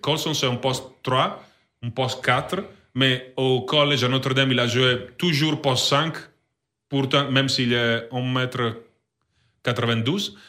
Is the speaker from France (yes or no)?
no; Italy; French is a second language; moved away; ma ville c'est 3 heures de Milan